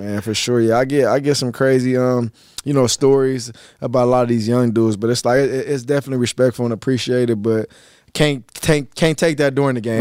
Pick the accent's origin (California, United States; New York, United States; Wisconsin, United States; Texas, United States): California, United States; I was born in Cali, and they ended up raising me in Cali